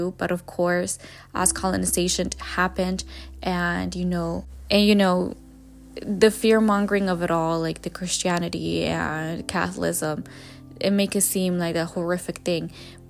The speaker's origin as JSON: {"language": "English", "region": "Jalisco", "country": "Mexico", "tie": "born or raised there", "said": "like I was raised and born in Jalisco, Mexico."}